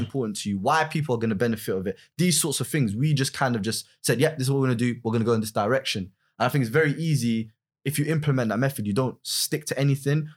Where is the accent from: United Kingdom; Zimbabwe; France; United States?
United Kingdom; London; originally I'm from West London